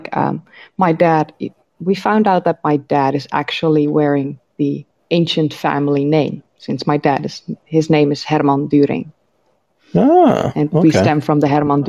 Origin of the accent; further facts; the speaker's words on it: Netherlands; I live in the Netherlands. I've grown up here.